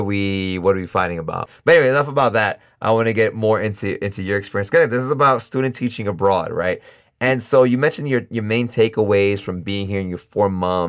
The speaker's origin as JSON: {"language": "English", "region": "New York", "country": "United States", "moved": "as an adult", "lives_now": "Costa Rica", "said": "I'm from New York"}